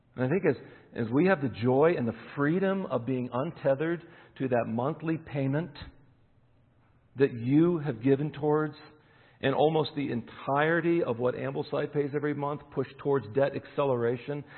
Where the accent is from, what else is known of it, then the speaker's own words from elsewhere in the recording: Eastern Pennsylvania, United States; moved away; I'm born in Eastern Pennsylvania, so I still follow Penn State